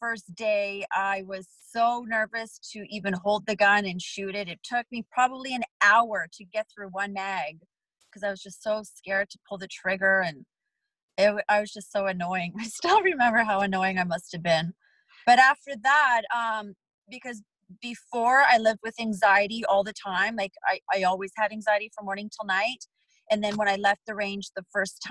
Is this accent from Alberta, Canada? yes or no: no; Vancouver, British Columbia, Canada; also born or lived in Poland; now in Nevada, United States; I'm from Vancouver